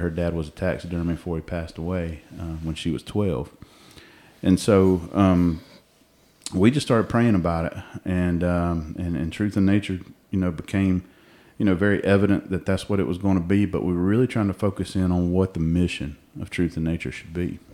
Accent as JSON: {"language": "English", "area": "Cobb County", "region": "Georgia", "country": "United States", "tie": "born or raised there", "said": "I'm a homegrown Georgia boy. I, uh, uh, I grew up over in Cobb County"}